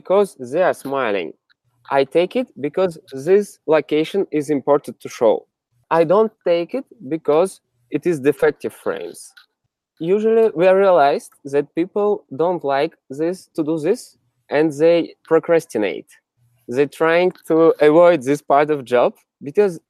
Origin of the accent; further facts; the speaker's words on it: Siberia, Russia; also born or lived in Moscow, Russia; now in San Francisco, United States; I'm originally from Siberia, very middle of Russia. And then I moved to Moscow.